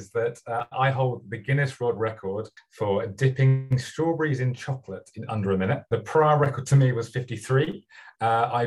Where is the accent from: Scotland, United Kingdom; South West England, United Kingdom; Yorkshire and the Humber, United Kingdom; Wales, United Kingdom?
South West England, United Kingdom; Bristol; my hometown in Bristol